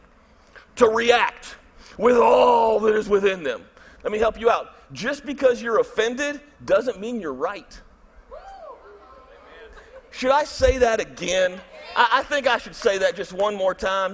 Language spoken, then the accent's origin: English; Michigan, United States; moved away as an adult; also born or lived in Tennessee / Birmingham, Alabama; I'm from Michigan